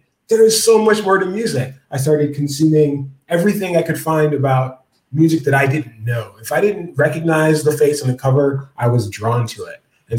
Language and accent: English; Detroit, Michigan, United States; I grew up in Detroit, so we were inundated with rock and roll. So I was a rock and roll baby.